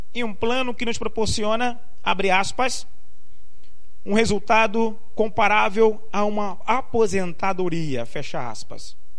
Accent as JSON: {"language": "Portuguese", "region": "Rio de Janeiro", "country": "Brazil", "tie": "born or raised there", "also_born_or_lived": "Limoeiro, Pernambuco / São Paulo", "lives_now": "Recife, Brazil", "said": "Aos sete anos me mudei para o Rio de Janeiro. Fiquei lá por cerca de 30 anos"}